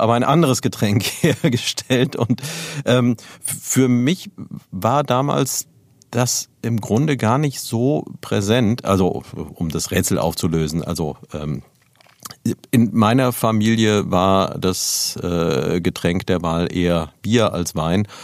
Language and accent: German; Neuwied, Rhineland-Palatinate, Germany; ich bin ja selbst in Neuwied aufgewachsen